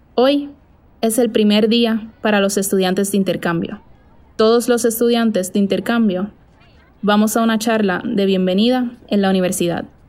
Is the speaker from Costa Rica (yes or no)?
no; Puerto Rico; moved away as an adult; now in Buenos Aires, Argentina; soy de Puerto Rico, pero acabo de mudarme a Buenos Aires